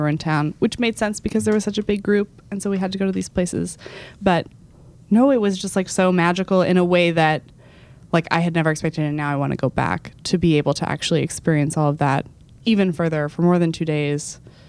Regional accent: Texas, United States; could confidently come into New York and be like, I am a Texan.

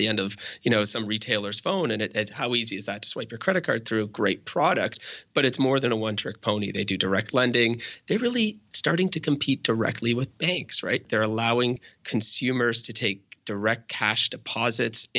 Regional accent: Canada; I'm Canadian

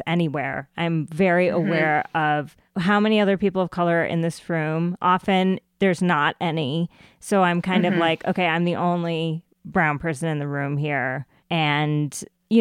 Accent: United States; accent: American; I was born in this country. Like I have an American accent

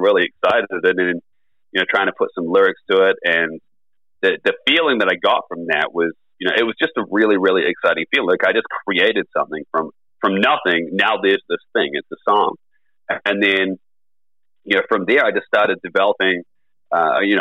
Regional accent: New Zealand; it's about like 60,000 people here in my hometown

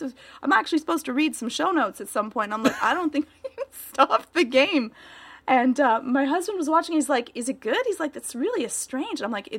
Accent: Canada; Maybe I'm just way too prudish because I'm Canadian and all.

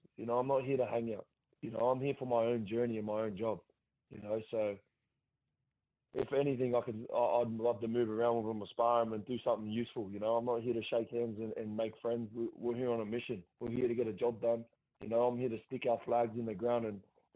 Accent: Gosford, New South Wales, Australia; my hometown

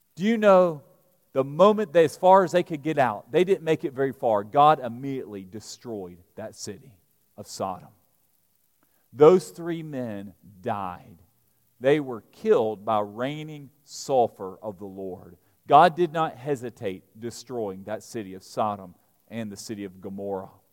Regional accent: Alabama, United States; moved away as an adult; also born or lived in New Orleans / Georgia; now in Lexington, Kentucky, United States; I was raised in Alabama. I grew up preaching in rural country Alabama churches.

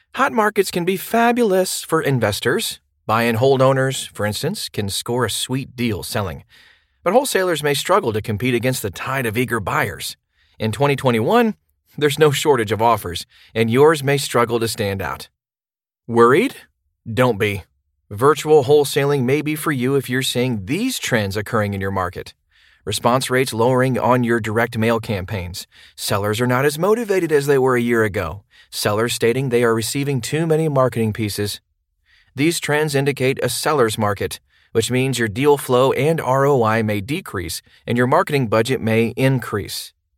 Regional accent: Chicago, Illinois, United States; now in Phoenix, United States; While I live in Phoenix, I'm currently working in another market, my hometown of Chicago.

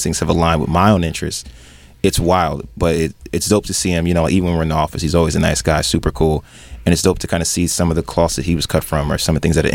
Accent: Somerset, New Jersey, United States; I'm from Somerset, but it's the New Brunswick area

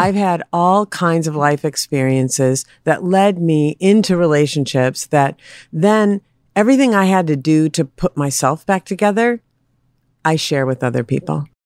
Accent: Minneapolis, Minnesota, United States; I was raised in Minneapolis

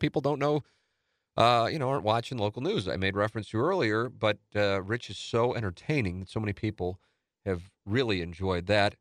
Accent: St. Louis, Missouri, United States; I'm from Saint Louis

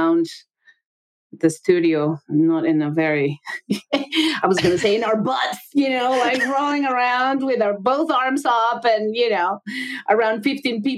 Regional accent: Mexico City, Mexico; moved away; I'm from Mexico. I grew up with baseball and other sports

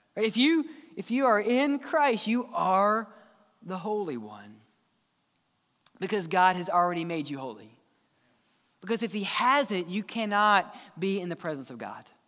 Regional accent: Mississippi, United States; now in Alabama, United States; I grew up in Mississippi, just a simple boy

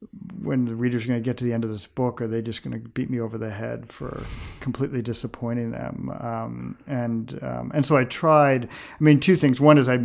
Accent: New York City, New York, United States; I grew up in a very integrated community. I grew up on the West Side of New York in the 1960s, very different West Side than it is today.

